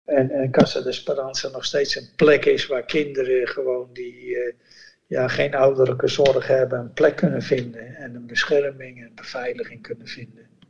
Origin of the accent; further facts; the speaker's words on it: Netherlands; moved away as an adult; also born or lived in Bolivia; toen wij je weggingen als Nederlander